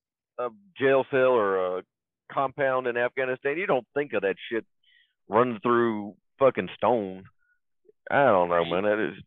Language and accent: English; Mississippi, United States; born or raised there